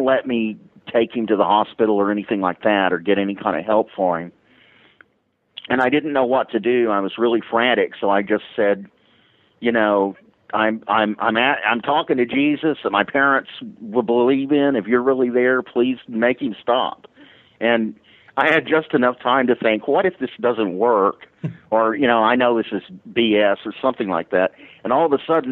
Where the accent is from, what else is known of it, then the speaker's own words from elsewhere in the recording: Dallas, Texas, United States; I grew up in the Church of Christ in an era when the Church of Christ was known for being legalistic and exclusivistic, and I was in Dallas, Texas